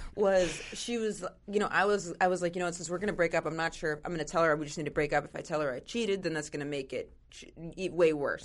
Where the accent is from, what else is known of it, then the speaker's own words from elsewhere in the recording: Maine, United States; I'm from Maine